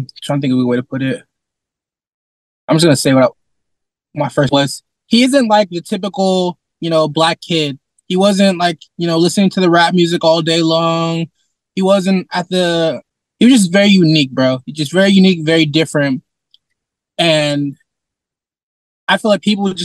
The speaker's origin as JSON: {"language": "English", "town": "Sacramento", "region": "California", "country": "United States", "tie": "born or raised there", "said": "I was born and raised here in Sacramento"}